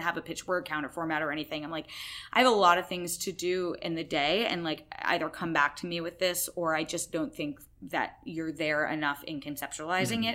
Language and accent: English; Massachusetts, United States; I'm from Massachusetts. I grew up there.